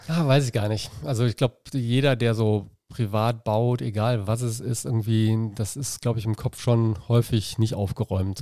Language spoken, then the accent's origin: German; Dormagen, North Rhine-Westphalia, Germany; also born or lived in Cologne; now in Leverkusen, Germany; ich bin äh, in Köln geboren, dann halt in Dormagen groß geworden, durch für den Leistungssport wieder nach Leverkusen gezogen